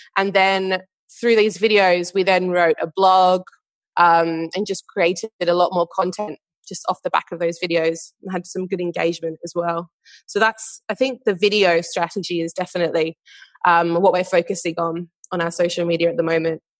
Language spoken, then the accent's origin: English; Perth, Western Australia, Australia; moved away as an adult; now in London, United Kingdom; I am originally from Perth in Western Australia, and now based in London